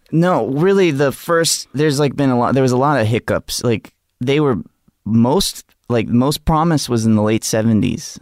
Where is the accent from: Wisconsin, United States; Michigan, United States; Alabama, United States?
Alabama, United States; Gulf Shores; I grew up in a place called Gulf Shores, Alabama.